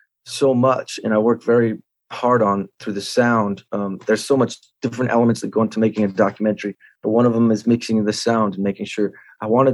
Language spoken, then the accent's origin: English; Santa Barbara, California, United States; my hometown, Santa Barbara